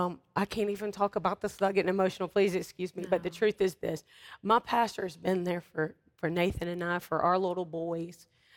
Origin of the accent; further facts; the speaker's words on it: United States; the United States since it's my home country.